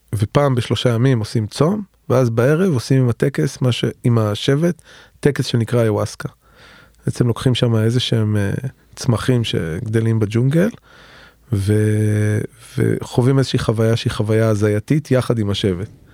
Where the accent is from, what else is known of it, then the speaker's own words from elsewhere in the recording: Tel Aviv, Tel Aviv District, Israel; בתור תל אביבי שמאלני